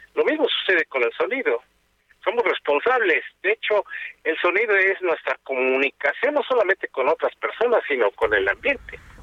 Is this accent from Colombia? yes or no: no; Mexico; Nosotros como mexicanos